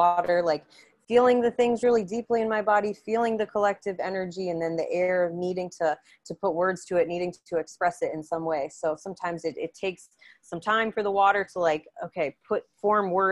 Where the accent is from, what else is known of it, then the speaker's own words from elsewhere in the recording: Indiana, United States; moved away; we're both from Indiana too